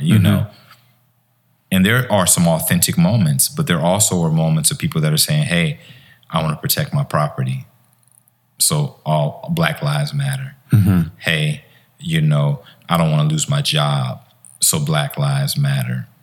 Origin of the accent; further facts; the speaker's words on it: Chicago, Illinois, United States; also born or lived in Harvey, Illinois; I grew up in Chicago.